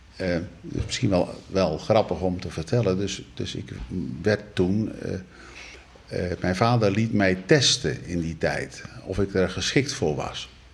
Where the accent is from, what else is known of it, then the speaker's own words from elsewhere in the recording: North Brabant, Netherlands; moved away as an adult; also born or lived in Rotterdam-IJsselmonde / Gouda / Betuwe / Zierikzee; now in Rotterdam, Netherlands; Geboren in Brabant, getrouwd met een Brabantse